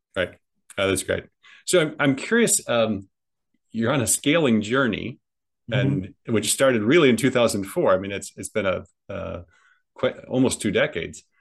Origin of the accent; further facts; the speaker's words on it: Midwest, United States; moved away as an adult; also born or lived in California; I was raised in the Midwest, and obviously, I and then I moved migrated to California at 18.